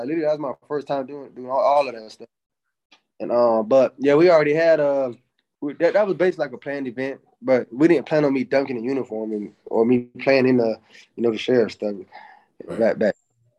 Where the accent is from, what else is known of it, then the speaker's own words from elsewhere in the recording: Jacksonville, Florida, United States; I grew up in I grew up in Jacksonville, which is like